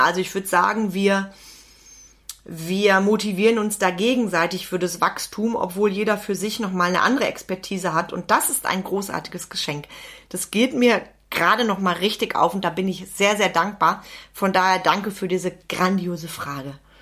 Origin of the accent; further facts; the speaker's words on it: Wenden, North Rhine-Westphalia, Germany; bei uns in Wenden